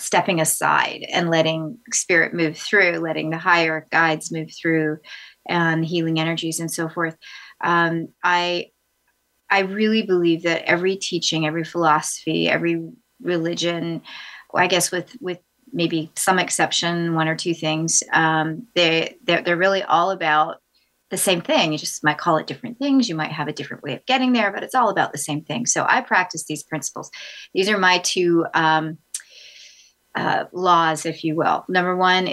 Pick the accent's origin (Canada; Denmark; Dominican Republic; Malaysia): Canada; Vancouver, British Columbia; also born or lived in Los Angeles / San Francisco / New York / Africa (parents); now in Nashville, United States; I was born in Vancouver, British Columbia.